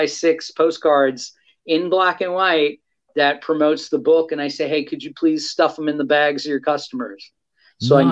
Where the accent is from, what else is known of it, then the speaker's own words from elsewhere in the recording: New York City, New York, United States; my post-pubescent high school mind, who was growing up on Staten Island, New York